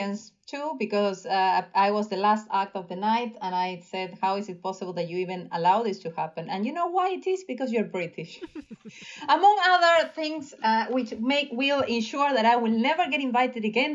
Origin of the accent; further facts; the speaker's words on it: Alta Gracia, Córdoba, Argentina; now in London, United Kingdom; I'm originally from Argentina. I was born in a hospital in front of an ice cream shop in Alta Gracia